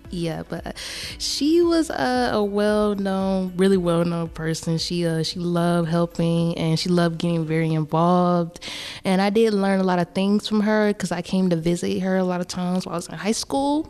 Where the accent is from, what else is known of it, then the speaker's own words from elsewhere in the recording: Atlanta, Georgia, United States; I'm from Atlanta, Georgia.